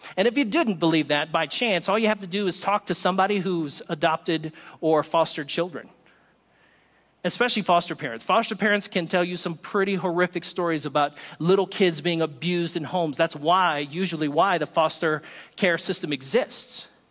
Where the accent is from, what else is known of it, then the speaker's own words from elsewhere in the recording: the South, United States; I am from the South